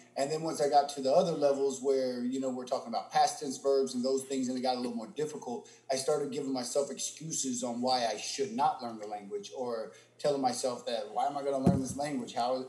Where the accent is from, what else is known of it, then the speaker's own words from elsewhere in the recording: Indianapolis, Indiana, United States; also born or lived in California / Texas; I'm born and raised in Indianapolis, Indiana.